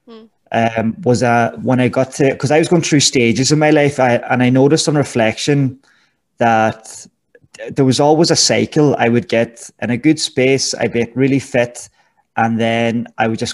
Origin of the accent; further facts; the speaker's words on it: Gweedore, Ulster, Ireland; moved away as an adult; now in United Arab Emirates; I'm from Gidore, County Donegal, and a lovely place